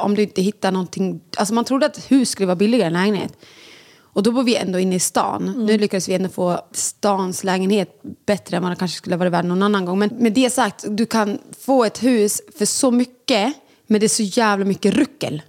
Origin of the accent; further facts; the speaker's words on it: Sweden; Vi båda två är födda i Sverige, eller Lambert kom när han var mycket mindre men vi är ändå uppvuxna i Sverige